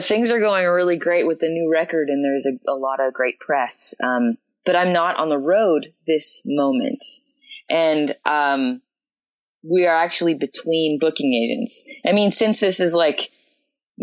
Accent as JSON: {"language": "English", "town": "Winnipeg", "region": "Manitoba", "country": "Canada", "tie": "born or raised there", "moved": "as an adult", "lives_now": "Austin, United States", "said": "I worked some coffee shop jobs back in my hometown of Winnipeg"}